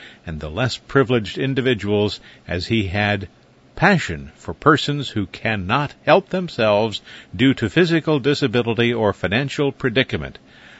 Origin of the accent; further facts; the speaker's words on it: New York City, New York, United States; In 1945, when I was 6, they moved to New York City, and I grew up in the Lower East Side.